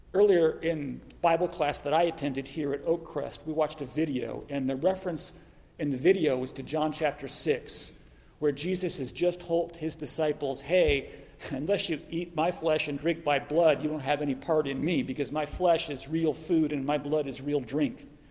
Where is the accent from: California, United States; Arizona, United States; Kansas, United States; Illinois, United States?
Arizona, United States; Phoenix; moved away as an adult; now in Oklahoma, United States; I grew up in Arizona. I grew up in Phoenix